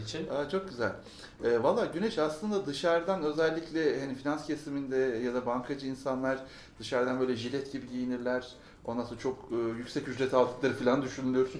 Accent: Ankara, Turkey; Ankara doğumluyum doğuma büyüme.

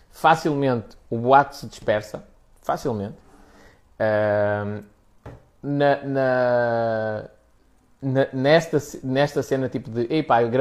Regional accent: Spain; Portuguese is a second language; olha, sou espanhol e eu quero-te fazer, quero perguntar aqui algumas coisas de cariz profissional

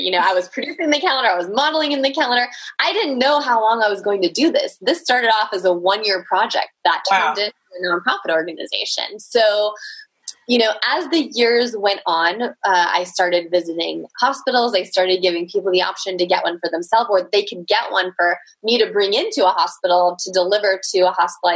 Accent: California, United States; I was born here in California.

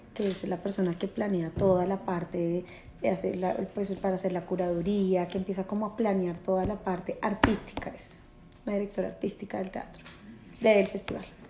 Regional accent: Colombia; siendo colombiana

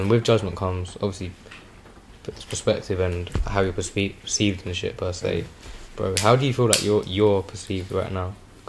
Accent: Chingford, London, United Kingdom; So like I'm from Chingford, innit?

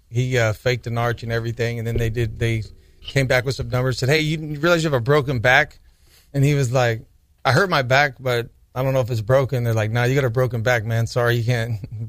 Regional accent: Fresno, California, United States; also born or lived in Clovis, California; I was an educator, born and raised in Fresno, California. Humble beginnings, went from Fresno Unified at Norseman Elementary School, then to arguably the richest school in Clovis Unified at the time, Valley Oaks.

